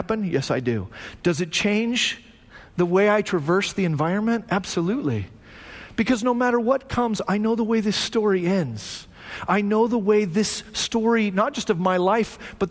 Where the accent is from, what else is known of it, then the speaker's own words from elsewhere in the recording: Phoenix, Arizona, United States; moved away; also born or lived in Hume Lake, California; I grew up in Arizona, right? I grew up in Phoenix